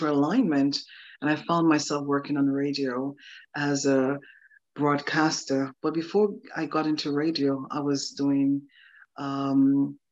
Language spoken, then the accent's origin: English; Anguilla; I was raised and born in a beautiful, tiny island in the Caribbean. It's a British colony.